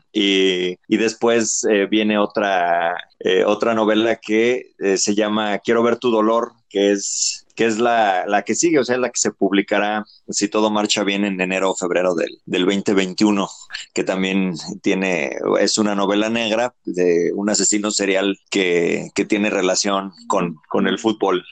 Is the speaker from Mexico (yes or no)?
yes; Mexico